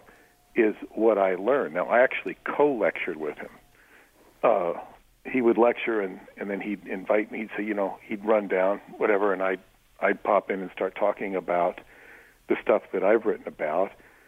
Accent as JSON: {"language": "English", "region": "New York", "country": "United States", "said": "I'm from New York"}